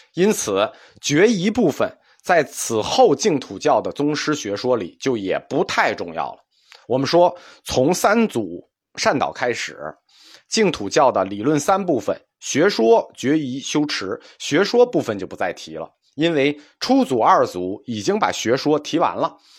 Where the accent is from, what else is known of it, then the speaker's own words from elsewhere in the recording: China; 能丰富的体会和理解痛苦这件事情，是我们中国人的一个长项。